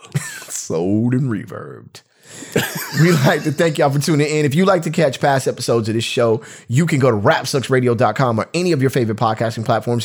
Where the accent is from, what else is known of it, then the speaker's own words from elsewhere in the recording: United States; we're American